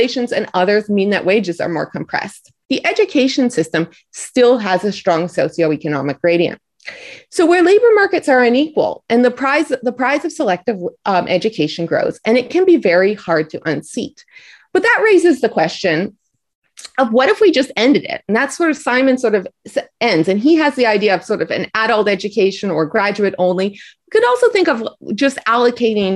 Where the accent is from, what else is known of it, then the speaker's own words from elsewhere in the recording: Canada; moved away; I'm Canadian